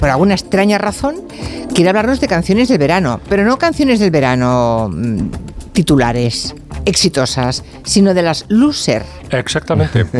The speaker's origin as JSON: {"language": "Spanish", "region": "Galicia", "country": "Spain", "said": "como buena gallega."}